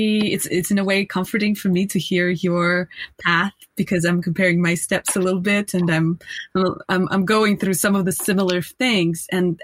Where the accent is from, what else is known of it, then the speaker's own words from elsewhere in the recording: Russia; now in United States; I come from Russia